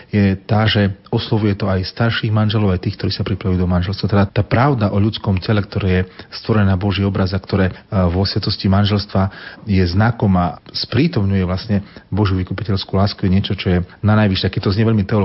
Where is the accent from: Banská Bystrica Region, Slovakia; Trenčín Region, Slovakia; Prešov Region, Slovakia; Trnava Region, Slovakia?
Prešov Region, Slovakia; Ostrovany; now in Košice, Slovakia; Narodil som sa ako všetci toho roku v Prešove, v nemocnici, ale vyrastal som v dedinke v Ostrovanoch, pri Prešove, pri Sabinove